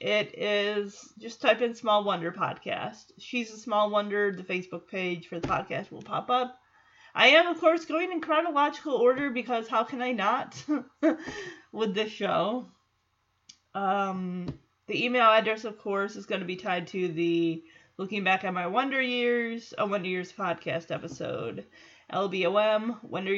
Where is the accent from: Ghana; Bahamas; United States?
United States; Michigan; moved away as an adult; now in Texas, United States; I'm still from Michigan, even though I live in Texas now. Now it's been 2 years